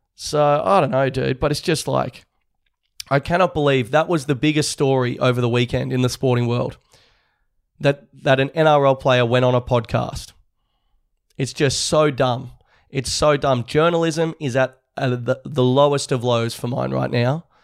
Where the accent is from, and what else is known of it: Australia